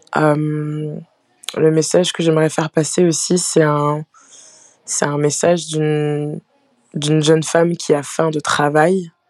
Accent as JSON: {"language": "French", "town": "Pont-Sainte-Maxence", "region": "Hauts-de-France", "country": "France", "tie": "born or raised there", "also_born_or_lived": "Aisne / Canada", "said": "J'ai grandi, euh, j'ai grandi en, Picardie"}